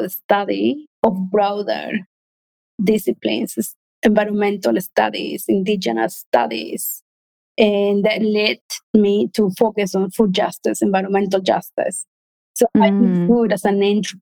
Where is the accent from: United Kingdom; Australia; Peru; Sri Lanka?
Peru; moved away; We're from Peru.